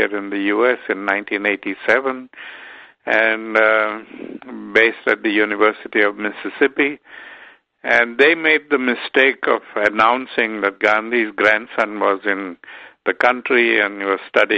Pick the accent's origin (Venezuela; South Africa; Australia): South Africa; Durban, KwaZulu-Natal; I grew up in South Africa where there was a lot of prejudice